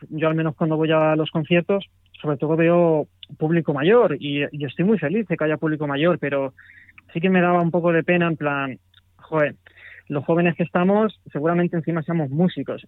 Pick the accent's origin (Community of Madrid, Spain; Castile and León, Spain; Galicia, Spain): Community of Madrid, Spain; Madrid; soy de Madrid